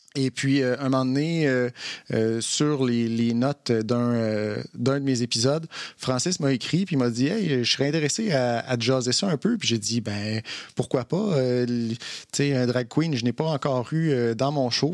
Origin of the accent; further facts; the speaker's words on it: Trois-Rivières, Quebec, Canada; moved away; also born or lived in Montreal; je suis originaire de Trois-Rivières. J'ai habité à Montréal pendant plusieurs années.